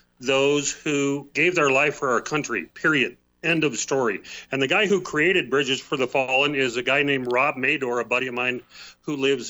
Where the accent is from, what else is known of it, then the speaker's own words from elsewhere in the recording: Helena, Montana, United States; He grew up right here in Helena, Montana, which is my hometown. I grew up here as well